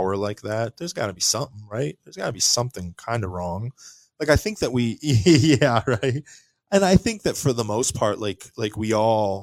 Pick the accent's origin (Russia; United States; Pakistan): United States; I was born in the United States of America